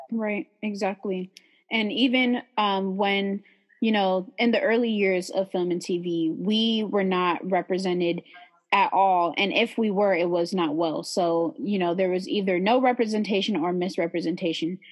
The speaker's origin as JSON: {"language": "English", "town": "San Leandro", "region": "California", "country": "United States", "said": "I'm from the Bay Area um, right next to Oakland, San Leandro"}